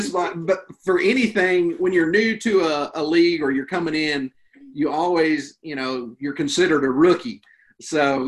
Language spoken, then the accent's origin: English; Western North Carolina, United States; I grew up here in Western North Carolina